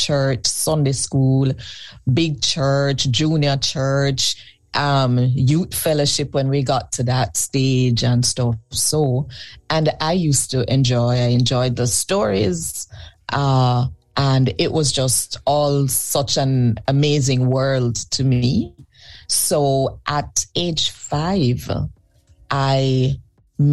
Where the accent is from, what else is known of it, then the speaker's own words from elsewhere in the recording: Kingston, Jamaica; I was born in Kingston, Jamaica.